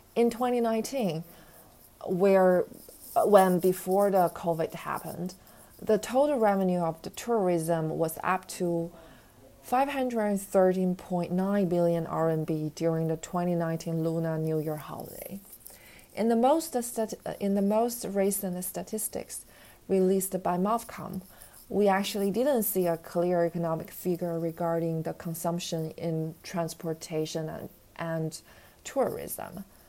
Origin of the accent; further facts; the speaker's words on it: Beijing, China; I was born in Beijing, so most of my families and relatives are here